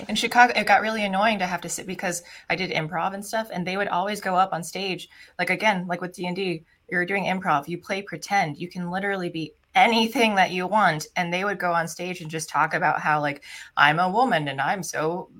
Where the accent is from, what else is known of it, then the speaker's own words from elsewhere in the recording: Philippines; Because I'm Filipino and sometimes they're considered Hispanic too, but their language, because they were ruled by Spain.